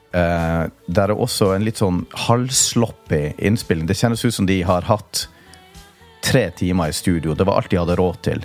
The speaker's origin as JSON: {"language": "Norwegian", "town": "Tromsø", "region": "Troms", "country": "Norway", "tie": "born or raised there", "said": "oppveksten i Tromsø"}